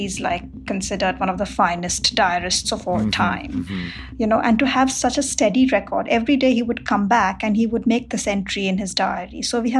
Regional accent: Mumbai, Maharashtra, India; moved away as an adult; now in Knoxville, United States; I live in Knoxville, Tennessee, and I moved here 10 years ago from Bombay, India.

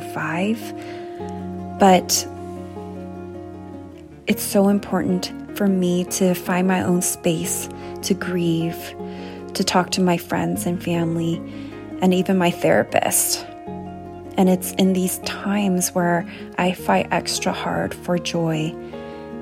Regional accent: San Gabriel Valley, California, United States; I grew up in the San Gabriel Valley, and Monterey Park was and still is where my friends and family live.

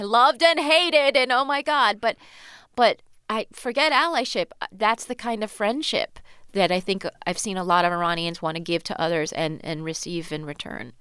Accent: United States; also born or lived in Virginia / Iran (ancestry); I was actually born here. We lived in Virginia, you know, when I was a baby.

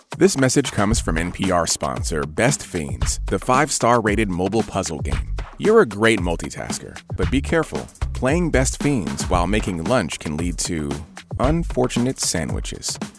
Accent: Chicago, Illinois, United States; I'm Irish Catholic from Chicago.

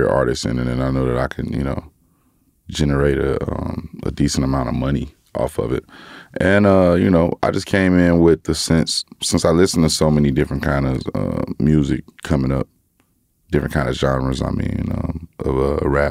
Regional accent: Gary, Indiana, United States; I'm from Gary

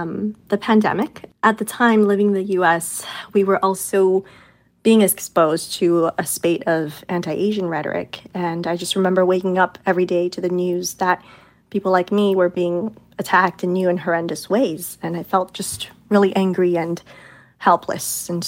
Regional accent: Beijing, China; moved away; I'm from China. I grew up in Beijing

